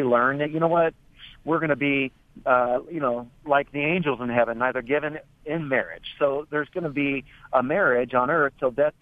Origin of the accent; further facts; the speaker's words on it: California, United States; I grew up in California myself